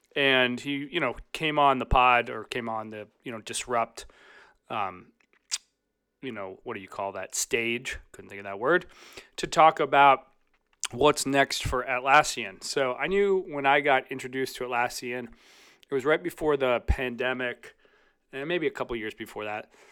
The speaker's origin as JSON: {"language": "English", "town": "Chicago", "region": "Illinois", "country": "United States", "tie": "born or raised there", "said": "in my hometown of Chicago"}